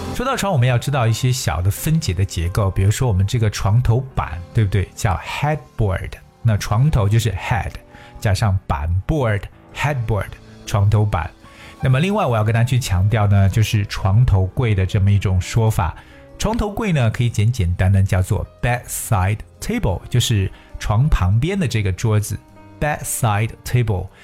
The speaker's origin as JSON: {"language": "Chinese", "country": "China"}